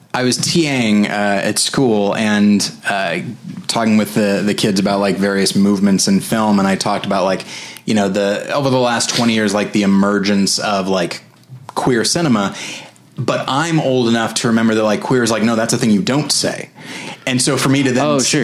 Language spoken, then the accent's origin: English; California, United States; moved away; also born or lived in Colorado / Missouri; I'm from California. Then I lived in Colorado, and then three years in Missouri